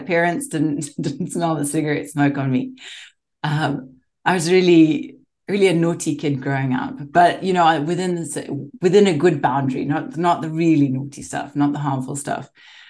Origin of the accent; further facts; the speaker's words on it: Zimbabwe; moved away; growing up in Zimbabwe